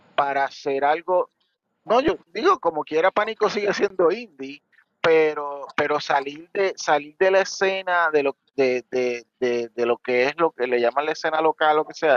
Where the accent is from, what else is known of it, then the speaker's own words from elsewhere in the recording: Puerto Rico; como tú y yo somos de Puerto Rico